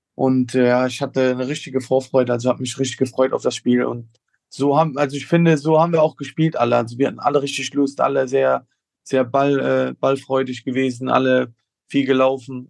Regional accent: Koblenz, Rhineland-Palatinate, Germany; zumal ich auch äh, hier geboren wurde und hier aufgewachsen bin in Koblenz

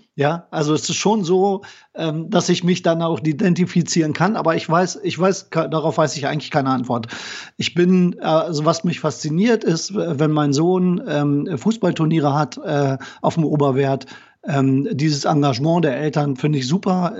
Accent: Braunschweig, Lower Saxony, Germany; moved away as an adult; also born or lived in Bremen / Kiel; now in Koblenz, Germany; ich komme aus Braunschweig, äh, bin in Braunschweig groß geworden

